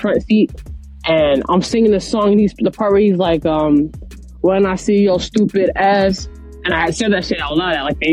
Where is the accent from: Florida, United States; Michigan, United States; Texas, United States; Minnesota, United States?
Florida, United States; Orlando; now in Boston, United States; I am from Orlando, Florida, but I live in Boston, Massachusetts